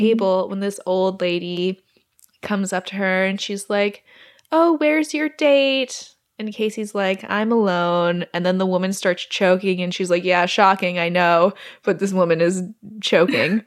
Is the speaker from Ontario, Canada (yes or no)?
no; Alberta, Canada; moved away; my hometown in Alberta